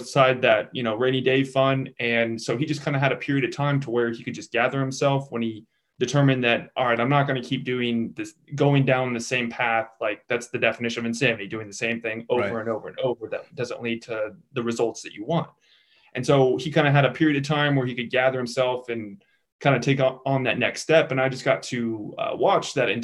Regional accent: Kansas City, Missouri, United States; I grew up in Kansas City, Missouri

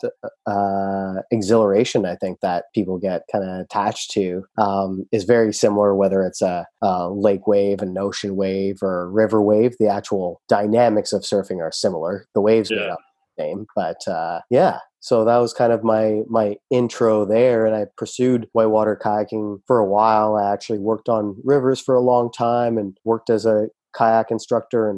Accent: Burlington, Ontario, Canada; moved away as an adult; also born or lived in Turkey / Brampton, Ontario; now in Tofino, Canada; I grew up in Burlington, Ontario

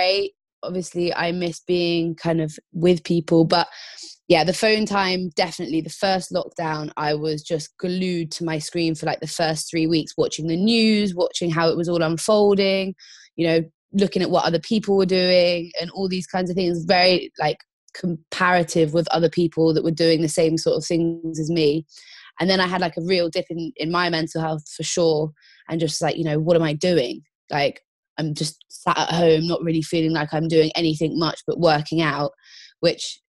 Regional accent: Croyde, South West England, United Kingdom; I grew up in North Devon in a little town called Croyd, where I learned to surf.

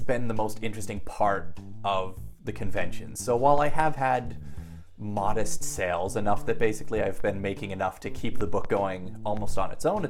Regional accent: Massachusetts, United States; also born or lived in Haifa, Israel; I actually grew up in Massachusetts

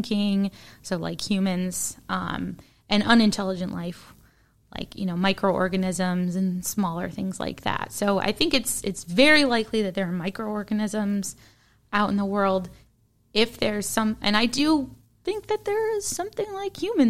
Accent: Midwest, United States; accent: Midwestern

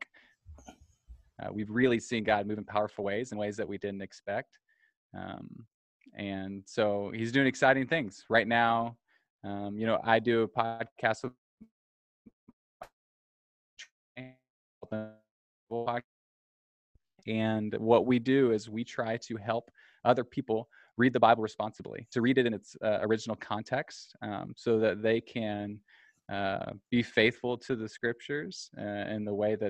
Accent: Mount Carmel, Illinois, United States; also born or lived in Springfield, Illinois; I'm from Mount Carmel, Illinois

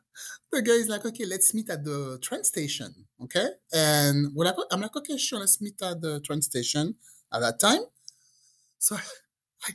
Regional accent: France; English is a second language; moved away as an adult; also born or lived in England; I grew up in France, and after a while, I decided to move to England because I wanted to learn English.

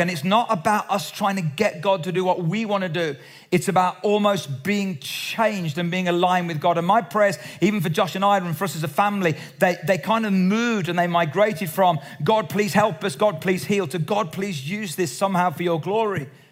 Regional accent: Cradley Heath, West Midlands, United Kingdom; I was brought up in the Salvation Army in the Black Country in Cradley Heath

